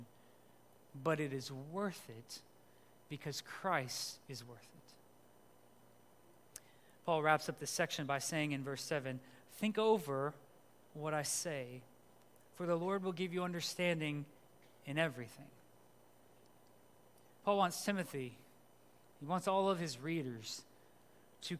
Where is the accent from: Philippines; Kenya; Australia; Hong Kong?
Philippines; moved away; I grew up in the Philippines